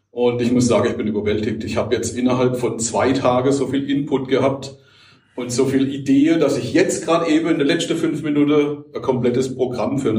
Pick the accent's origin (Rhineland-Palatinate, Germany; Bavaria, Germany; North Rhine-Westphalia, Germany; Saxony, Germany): Rhineland-Palatinate, Germany; ich komme aus Jokrem, also Rheinland-Pfalz, bin Shiatsu-Therapeut